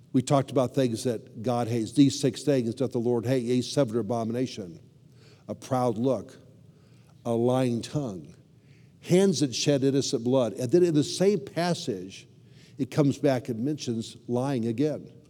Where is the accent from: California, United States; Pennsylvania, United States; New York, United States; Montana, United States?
California, United States; Southern; also born or lived in Chicago; I grew up in Southern California